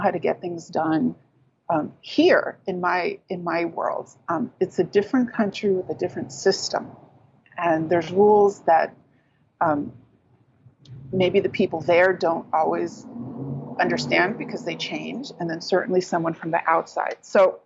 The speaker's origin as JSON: {"language": "English", "country": "United States", "tie": "born or raised there", "said": "I'm born and raised in the United States"}